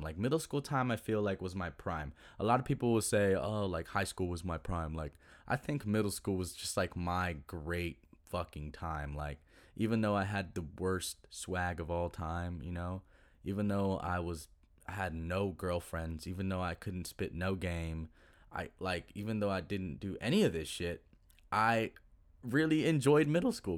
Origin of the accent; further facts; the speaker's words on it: Duncanville, Texas, United States; I grew up was in Duncanville, Duncanville, Texas